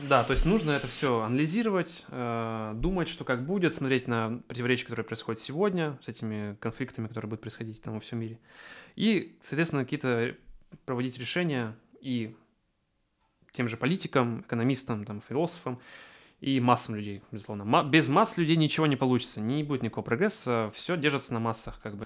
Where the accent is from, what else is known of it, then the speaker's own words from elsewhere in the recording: Achinsk, Krasnoyarsk Krai, Russia; я из региона, из Ачинска